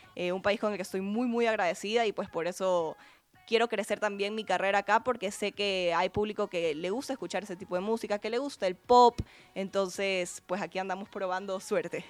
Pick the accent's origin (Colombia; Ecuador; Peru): Ecuador; soy una cantautora ecuatoriana